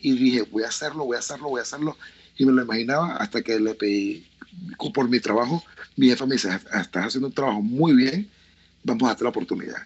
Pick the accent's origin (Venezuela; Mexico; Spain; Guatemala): Venezuela